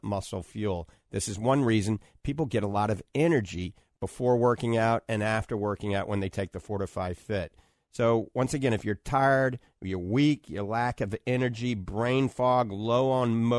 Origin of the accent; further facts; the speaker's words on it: New Orleans, Louisiana, United States; moved away; I grew up in New Orleans